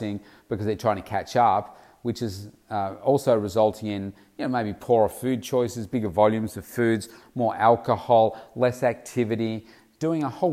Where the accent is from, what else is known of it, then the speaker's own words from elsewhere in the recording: Melbourne, Victoria, Australia; in my home state here of Melbourne, Australia